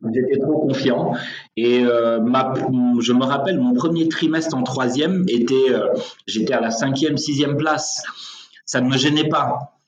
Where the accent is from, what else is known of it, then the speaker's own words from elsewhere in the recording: Senegal; je suis sénégalais, je vis au Sénégal